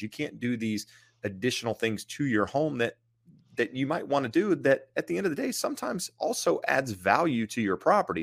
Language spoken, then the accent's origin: English; rural eastern North Carolina, United States; moved away; Being from rural eastern North Carolina, you have land